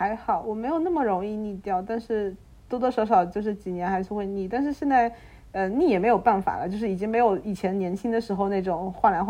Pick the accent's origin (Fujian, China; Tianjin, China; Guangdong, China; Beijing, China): Fujian, China; moved away; 我们这种福建的穷山僻壤